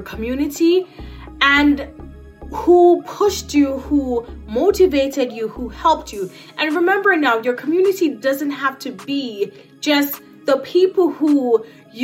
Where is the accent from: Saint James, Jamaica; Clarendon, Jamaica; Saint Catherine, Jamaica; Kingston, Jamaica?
Saint Catherine, Jamaica; I grew up in Jamaica in a small community in Yorton, St. Catherine.